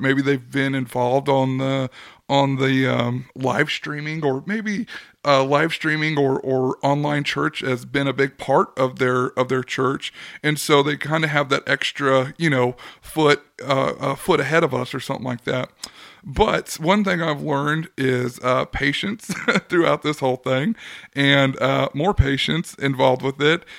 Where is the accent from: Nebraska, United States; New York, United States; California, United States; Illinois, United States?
California, United States; also born or lived in Oklahoma; now in Arkansas, United States; growing up in California